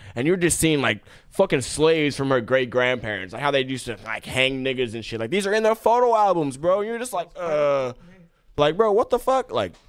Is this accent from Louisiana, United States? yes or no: no; Buchanan, Michigan, United States; moved away; So I'm from Buchanan, Michigan. I don't know if you guys remember that stat, but that's like a little population of 600 people.